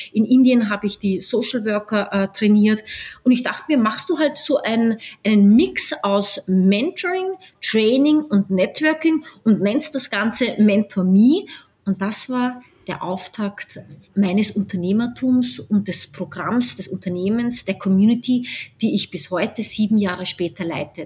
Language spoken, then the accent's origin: German; Austria; moved away as an adult; also born or lived in New York, United States / Washington, United States / Mumbai, India / Berlin, Germany; Ich bin Österreicherin, halb Österreicherin, halb Brasilianerin. Äh, bin jetzt wieder zurückgekehrt nach Österreich